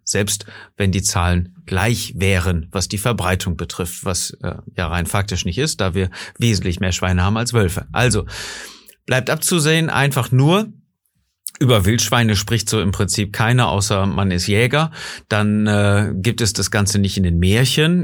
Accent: Germany; bei uns in Deutschland

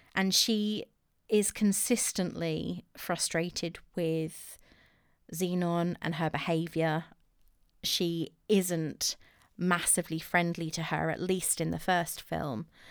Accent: England, United Kingdom; I'm English

